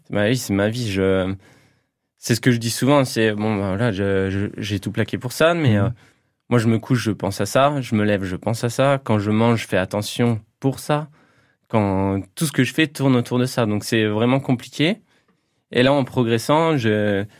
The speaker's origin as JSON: {"language": "French", "town": "Toul", "region": "Grand Est", "country": "France", "tie": "born or raised there", "said": "je suis originaire du Toulois, donc j'ai passé ma, plus grande partie de ma vie euh, euh, dans les coins de Toul"}